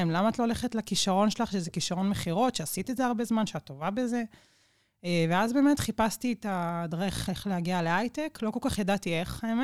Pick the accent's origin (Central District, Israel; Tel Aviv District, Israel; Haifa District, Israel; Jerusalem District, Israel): Central District, Israel; Nes Ziona; איפה שגדלנו. נכון, גדלנו נכון. בנס ציונה